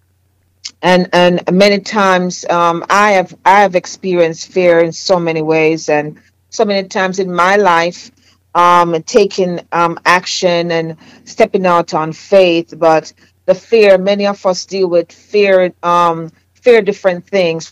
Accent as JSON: {"language": "English", "country": "Jamaica", "accent": "Jamaican", "moved": "yes", "said": "my Jamaican accent"}